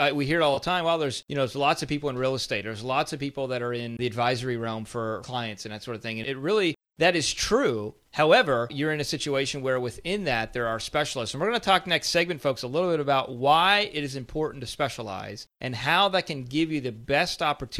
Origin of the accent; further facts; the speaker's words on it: Pennsylvania, United States; moved away; I'm originally from Pennsylvania